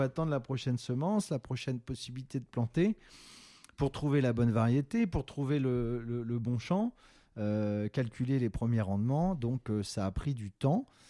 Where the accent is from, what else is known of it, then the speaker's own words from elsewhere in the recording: Rennes, Brittany, France; j'ai grandi en Bretagne, donc déjà, c'est une histoire assez personnelle avec le sarrasin, puisque dans ma ville rennaise de cœur, et de naissance